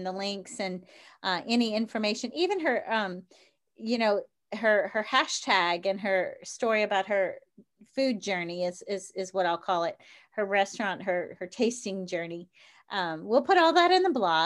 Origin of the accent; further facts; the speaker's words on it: New Orleans, Louisiana, United States; I'm from New Orleans